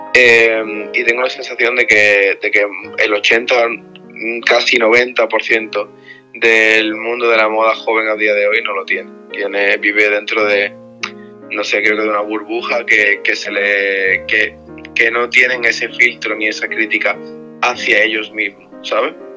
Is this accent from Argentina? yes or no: no; Spain; yo soy de España